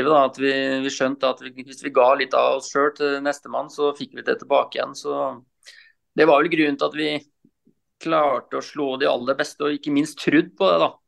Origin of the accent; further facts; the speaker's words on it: Rakkestad, Østfold, Norway; Ja, nei, jeg er jo østfolding, da. Så jeg er jo fra Rakkestad, indre Østfold.